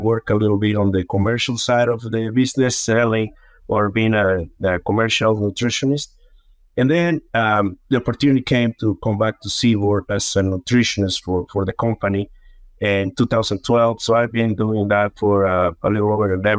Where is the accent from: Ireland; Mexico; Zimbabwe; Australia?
Mexico; moved away as an adult; also born or lived in Yucatan Peninsula, Mexico; now in United States; I was born and raised in Mexico.